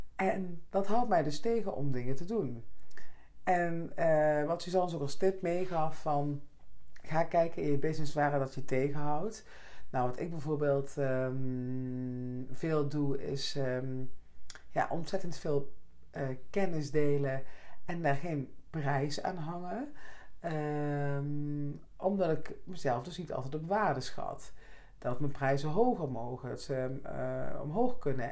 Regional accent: Netherlands; moved away; Oresbeek, hè, dorp waar ik vandaan kwam

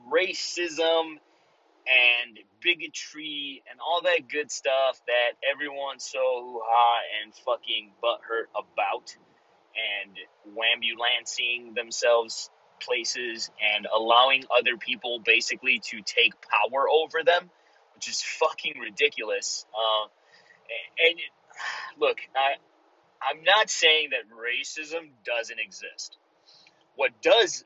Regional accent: Chicago, Illinois, United States; first language Spanish; English is a second language; Growing up in the community that I grew up in Chicago, if you guys know the Pilsen area

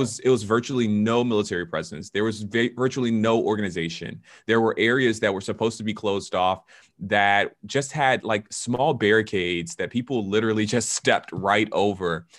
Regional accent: Atlanta, Georgia, United States; now in Washington, D.C., United States; I am originally from Atlanta, Georgia, but I am a pastor in the Washington, D C area

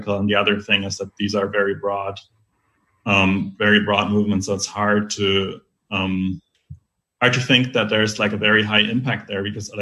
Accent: Germany; in my home country, in Germany

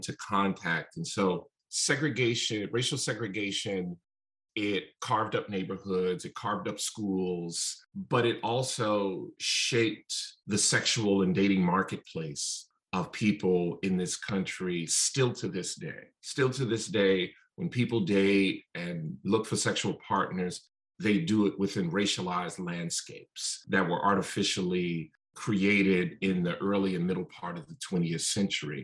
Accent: Chicago, Illinois, United States; being from the South Side of Chicago really shaped my entire perspective for the first book, and really being born and raised there

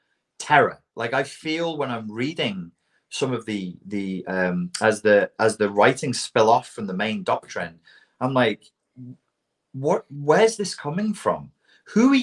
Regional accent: Portugal; kids growing up in Portugal

